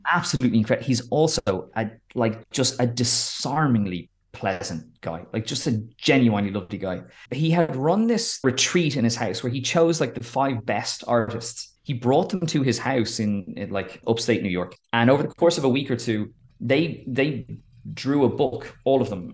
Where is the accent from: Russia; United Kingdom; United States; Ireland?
Ireland; Wicklow, Leinster; growing up in a, in the, in a town in Wicklow